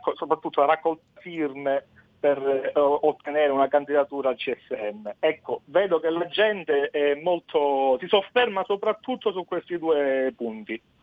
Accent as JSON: {"language": "Italian", "town": "Agrigento", "region": "Sicily", "country": "Italy", "said": "io sono da Agrigento"}